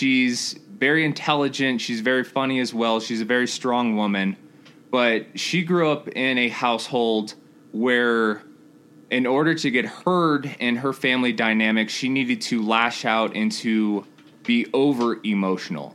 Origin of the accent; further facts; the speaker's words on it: Colorado Springs, Colorado, United States; also born or lived in Denton, Texas; I grew up in Texas for about 3 years, and I moved to Colorado Springs